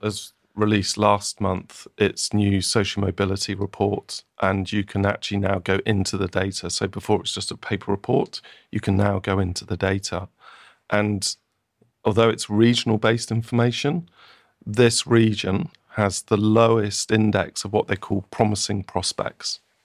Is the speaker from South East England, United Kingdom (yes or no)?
yes; Oxford, South East England, United Kingdom; moved away; I grew up around Oxford, lived around there, worked in Oxford